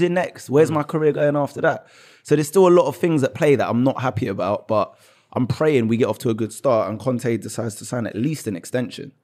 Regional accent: London, United Kingdom; I was born in Tottenham. My dad grew up his whole life in Tottenham, pretty much. So basically my whole life

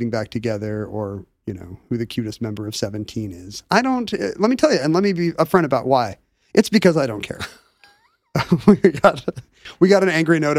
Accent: South Korea; I grew up in Korea in the early 80s

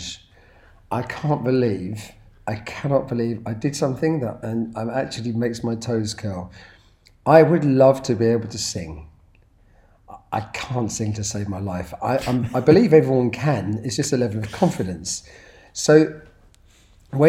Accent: United Kingdom; I'm proud to be British

